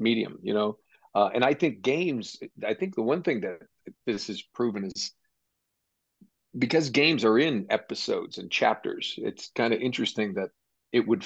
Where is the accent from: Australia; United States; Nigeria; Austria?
United States; near Boston, Massachusetts; I grew up near Boston